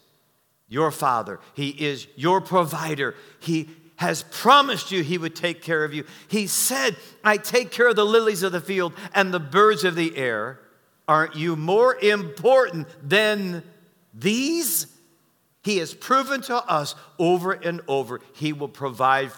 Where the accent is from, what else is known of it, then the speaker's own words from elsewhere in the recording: Detroit, Michigan, United States; moved away; also born or lived in Arkansas; I'm from Detroit, the only thing we knew about killing was killing people